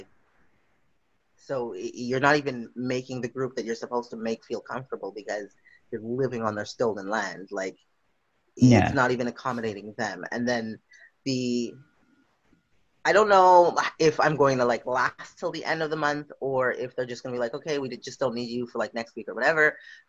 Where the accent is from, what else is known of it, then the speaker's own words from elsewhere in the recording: Western Canada, Canada; No, but where are you from? Canada. Yeah. But where are you from? Western Canada?